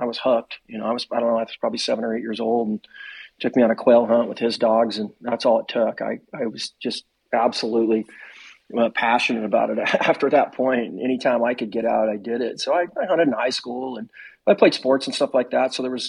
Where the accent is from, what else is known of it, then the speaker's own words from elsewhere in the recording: Arizona, United States; also born or lived in Missouri / Colorado; now in Oregon, United States; I was born in Missouri, but I was only there for about 5 years, and okay. And so I really grew up a lot in Arizona. I spent a lot of time of my life in Colorado.